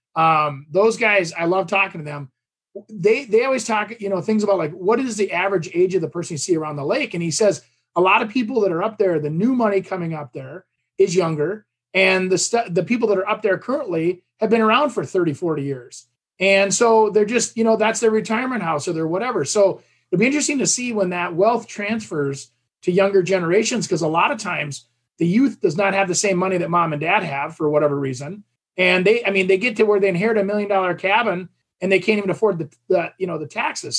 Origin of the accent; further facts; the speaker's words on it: Champlin, Minnesota, United States; my hometown here, Champlin